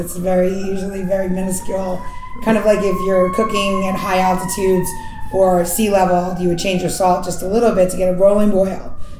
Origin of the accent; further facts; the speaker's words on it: New York, United States; I'm from New York, just so you know, that well-rounded, I've been hanging out in New York in the 60s, 70s, 80s